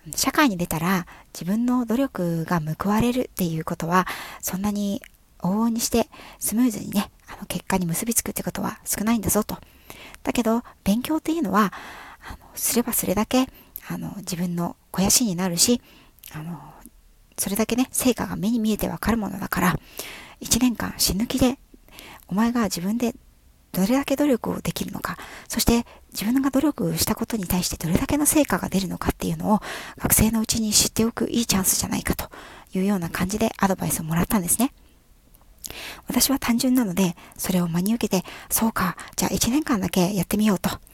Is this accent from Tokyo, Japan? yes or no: no; Yokohama, Kanagawa, Japan; 私はですね、5代目浜っ子です